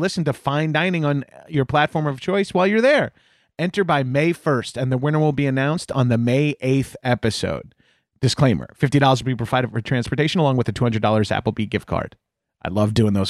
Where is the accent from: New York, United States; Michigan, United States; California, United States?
New York, United States; Long Island; I'm from Long Island, but I was raised Catholic, so I didn't get the full Long Island experience